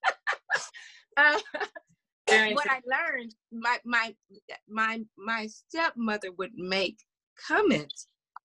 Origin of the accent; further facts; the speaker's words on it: Louisiana, United States; I was born in Louisiana